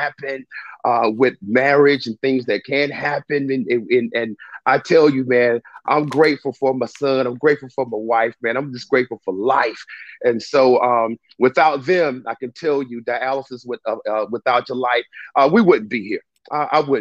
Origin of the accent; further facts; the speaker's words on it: Spartanburg, South Carolina, United States; I'm from Spartanburg, South Carolina, born and raised